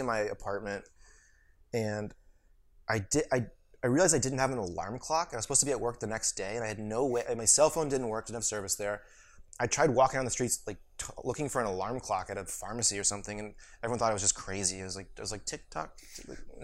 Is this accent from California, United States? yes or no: no; St. Louis, Missouri, United States; moved away as an adult; also born or lived in New England / Jordan; I grew up in St. Louis. I was a white kid from St. Louis